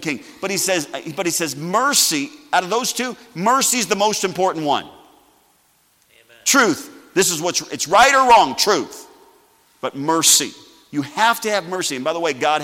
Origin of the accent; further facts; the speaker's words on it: United States; I'm still glad I'm an American